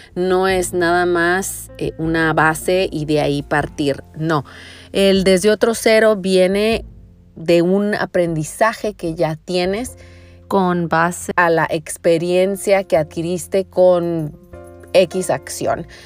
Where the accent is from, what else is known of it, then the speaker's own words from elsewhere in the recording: Tijuana, Baja California, Mexico; nací y crecí en Tijuana